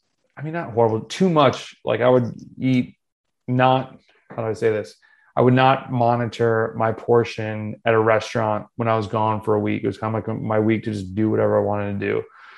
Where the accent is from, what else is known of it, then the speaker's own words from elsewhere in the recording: North Carolina, United States; also born or lived in Florida; I'm from North Carolina and Florida and some other place.